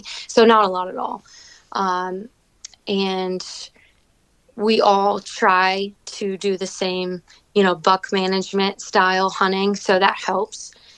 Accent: Fredericksburg, Virginia, United States; moved away as an adult; now in Franklin County, Virginia, United States; I was born and raised in Fredericksburg, Virginia

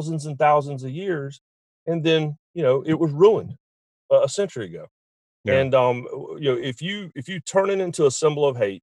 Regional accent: North Carolina, United States; I'm from North Carolina

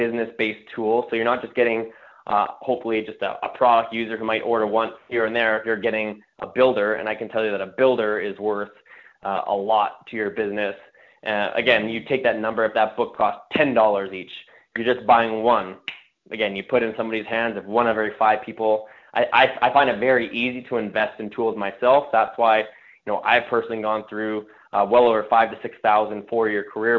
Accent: Canada; I'm from Canada

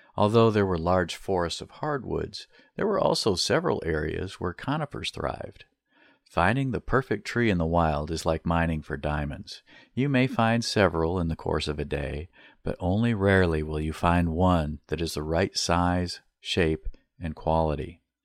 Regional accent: Beaver Island, Michigan, United States; growing up on Beaver Island

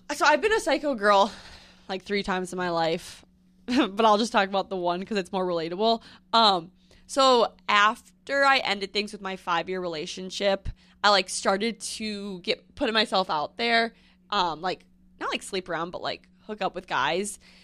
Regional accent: Northfield, Minnesota, United States; moved away as an adult; also born or lived in North Dakota; now in New York, United States; born there, raised there, and then I went to college in North Dakota, North Dakota State University, and then I moved back to Minnesota, and then now I live in New York.

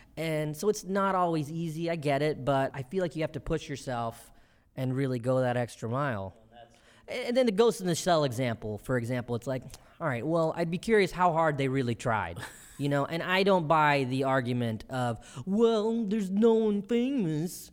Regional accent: Bennettsville, South Carolina, United States; also born or lived in Columbia, South Carolina; I was born in Columbia, South Carolina, and I was raised mostly in the town of Bennettsville, South Carolina, where I moved when I was about two

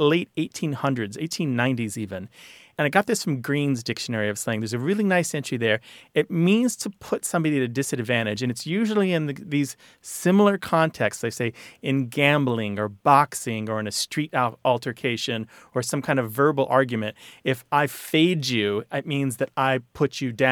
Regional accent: Missouri, United States; I grew up in Missouri

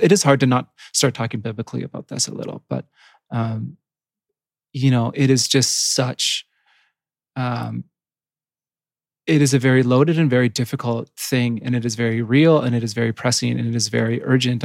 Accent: Yukon, Canada; I grew up in the Yukon, which is right next to Alaska

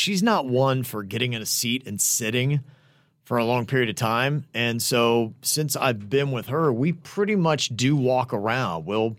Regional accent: Bahamas; I am from the Bahamas, and it's a big day.

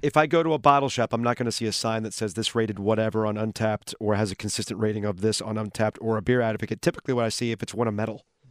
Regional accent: Raleigh, North Carolina, United States; we're from Raleigh

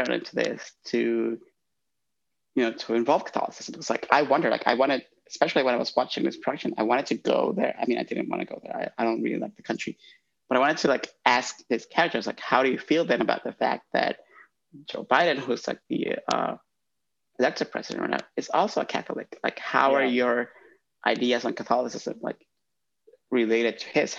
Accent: Honduras; moved away; I'm from Honduras

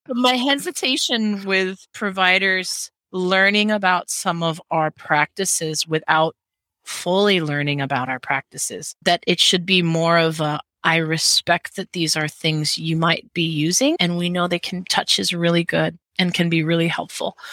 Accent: Hawaii, United States; also born or lived in Seattle; As a Hawaiian, I, I dance hula.

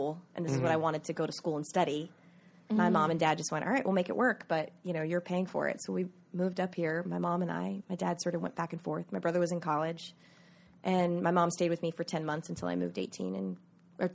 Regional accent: Myrtle Beach, South Carolina, United States; moved away; I grew up in Myrtle Beach, South Carolina

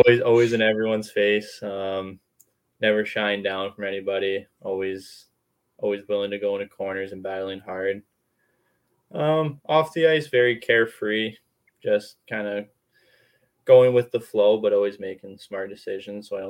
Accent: Vancouver, British Columbia, Canada; I grew up here in Metro Vancouver, and my grandparents lived in Vancouver too

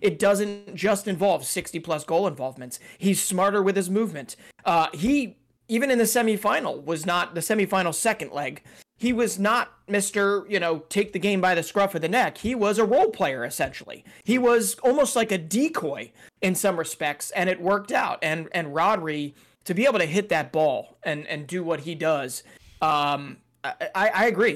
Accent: United States; as an American

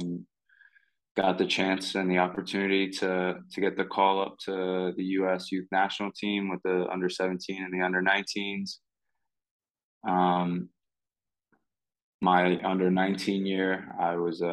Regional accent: New York, United States; moved away as an adult; also born or lived in Slovenia; now in Portugal; I was born in New York, grew up playing soccer, played at New Hyde Park Wildcats from the age of two all the way up to the age of eight

